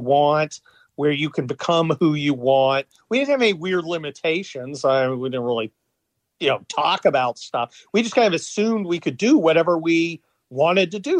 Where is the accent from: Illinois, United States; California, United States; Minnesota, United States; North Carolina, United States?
California, United States; also born or lived in Cincinnati, Ohio; I, I, grew up in the California suburbs.